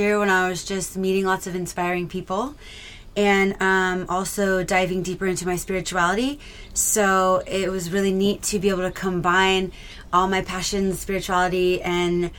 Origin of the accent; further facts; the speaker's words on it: San Marcos, California, United States; I'm born and raised in San Diego